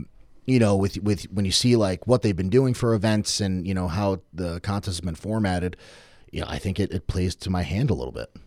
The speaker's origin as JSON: {"language": "English", "town": "Norwich", "region": "Connecticut", "country": "United States", "tie": "born or raised there", "said": "I grew up in Norwich"}